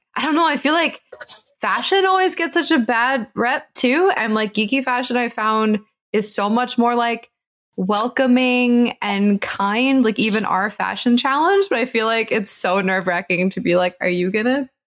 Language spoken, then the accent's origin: English; New York, United States; as a New Yorker